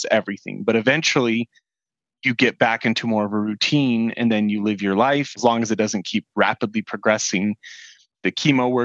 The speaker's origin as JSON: {"language": "English", "town": "Salt Lake City", "region": "Utah", "country": "United States", "said": "I'm from Salt Lake City, Utah"}